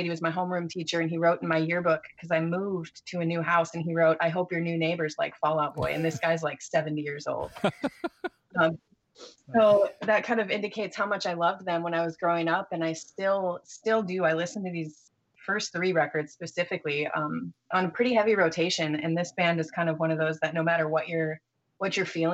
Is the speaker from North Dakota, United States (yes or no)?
yes; North Dakota, United States; accent: Midwestern; I grew up in North Dakota, obviously, which is where I am now